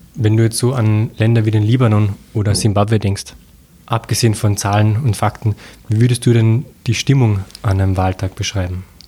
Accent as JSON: {"language": "German", "country": "Austria", "said": "als Österreicher"}